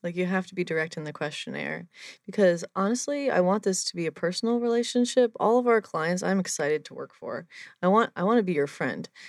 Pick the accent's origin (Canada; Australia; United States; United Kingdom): United States; New Jersey; I'm from New Jersey